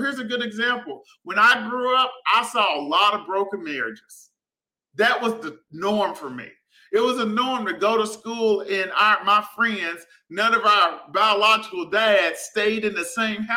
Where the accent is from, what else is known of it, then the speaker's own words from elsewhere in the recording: Prescott, Arkansas, United States; I grew up in Prescott, Arkansas, small town.